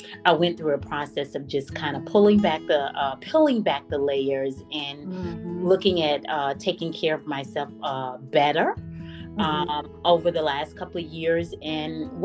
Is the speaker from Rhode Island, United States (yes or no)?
no; Mississippi, United States; moved away as an adult; now in Northern Virginia, United States; I'm originally from Mississippi, and I've lived here 25 years